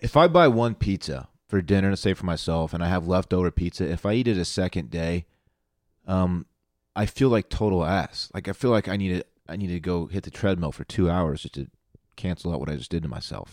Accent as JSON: {"language": "English", "town": "Austin", "region": "Texas", "country": "United States", "said": "I am from Austin, Texas"}